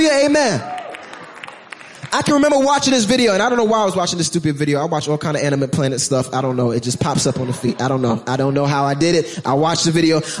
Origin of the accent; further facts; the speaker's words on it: New York City, New York, United States; I'm from Brooklyn